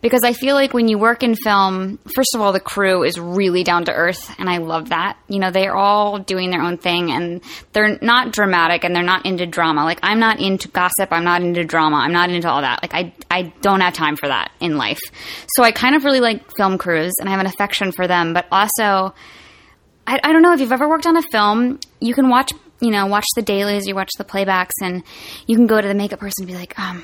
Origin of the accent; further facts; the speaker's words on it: Roanoke, Virginia, United States; I'm from Roanoke, Virginia